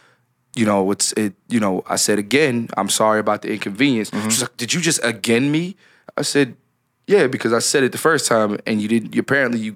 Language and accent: English; Philadelphia, Pennsylvania, United States; born and raised in Philadelphia